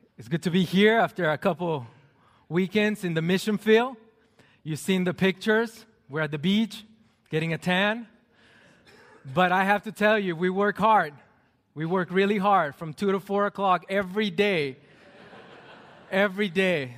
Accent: Mexico; moved away; Growing up in Mexico as a pastor's kid, I was required to go to most of the church services

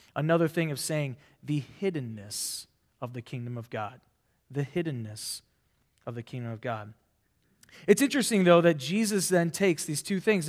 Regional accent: Nebraska, United States; I'm from Nebraska, not a farmer

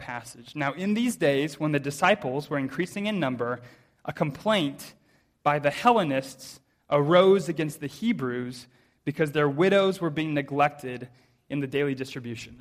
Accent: United States; now in Cayman Islands; As an American

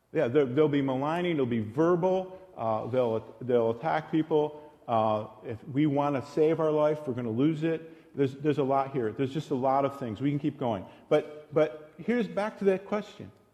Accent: United States; us as American Christians

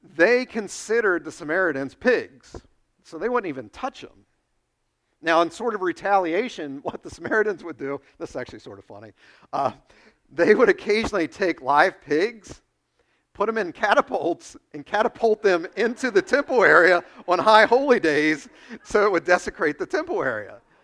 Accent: United States; you and I face as American Christians

